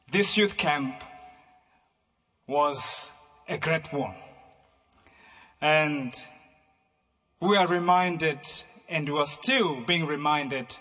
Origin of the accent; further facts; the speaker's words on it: United Kingdom; I come from United Kingdom